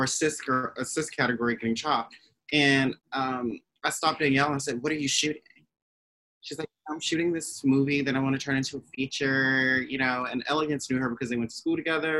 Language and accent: English; Maryland, United States; moved away as an adult; also born or lived in New York; So, you know, I grew up in Maryland. I moved to New York in 2012